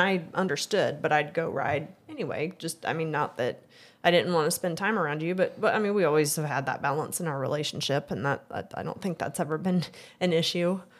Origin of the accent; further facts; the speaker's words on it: Excelsior Springs, Missouri, United States; I, I grew up in Excelsior.